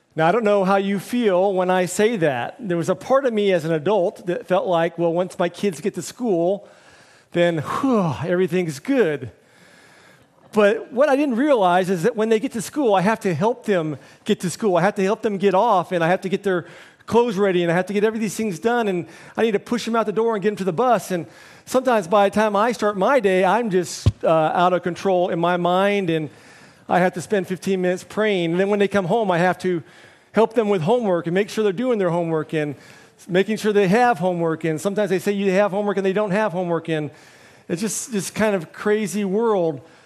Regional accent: United States; moved away as an adult; now in Hong Kong

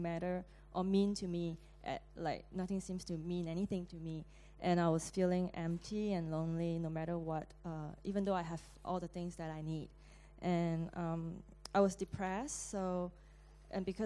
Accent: Singapore; moved away; I'm from Singapore

